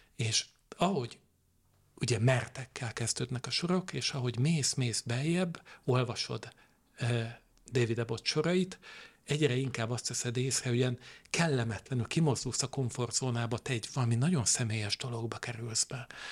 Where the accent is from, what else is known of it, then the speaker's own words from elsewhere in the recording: Veszprém, Veszprém County, Hungary; én egy ilyen kövér és boldog kisfiú voltam Veszprémben, ott, ott töltöttem a gyermekkoromat